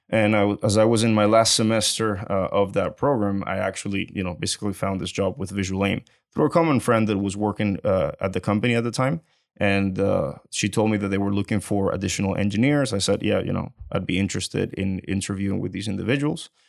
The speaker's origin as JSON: {"language": "English", "country": "Venezuela", "moved": "as an adult", "lives_now": "Houston, United States", "said": "I'm originally from Venezuela, and I came to Houston, uh, in the year two thousand and eleven just to go to school."}